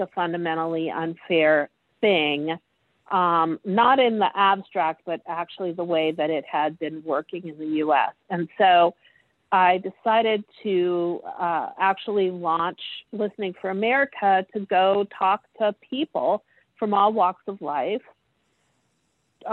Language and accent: English; Ohio, United States; I was born and raised in Ohio